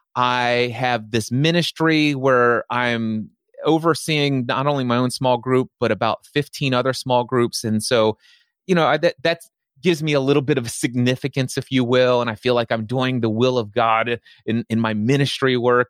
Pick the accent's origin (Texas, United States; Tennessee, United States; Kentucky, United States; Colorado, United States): Kentucky, United States; Northern; born or raised there